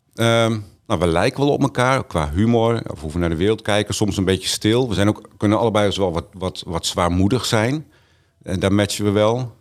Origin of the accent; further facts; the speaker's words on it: Groningen, Netherlands; also born or lived in Bedum / Canada / Zwolle; toen zijn we naar Helpman verhuisd aan de Herenweg. En daar ben ik groot geworden